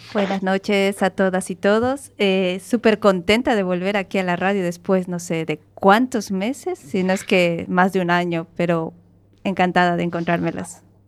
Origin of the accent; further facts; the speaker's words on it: Bolivia; moved away as an adult; now in Galicia, Spain; yo vengo de Bolivia y eh, Bolivia es un país riquísimo, lo tiene todo. Solo nos falta mar